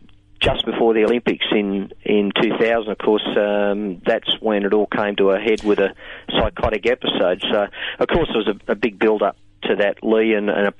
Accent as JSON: {"language": "English", "town": "Singleton", "region": "New South Wales", "country": "Australia", "tie": "born or raised there", "also_born_or_lived": "Newcastle", "moved": "as an adult", "said": "I grew up in the Hunter Valley in a town called Singleton."}